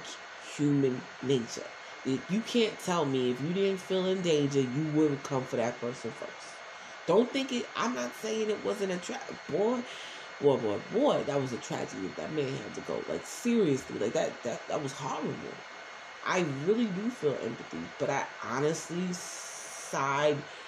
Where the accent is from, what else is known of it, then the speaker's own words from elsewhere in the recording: New York City, New York, United States; also born or lived in Newark, New Jersey; I was born in North, but I was raised in Brownsville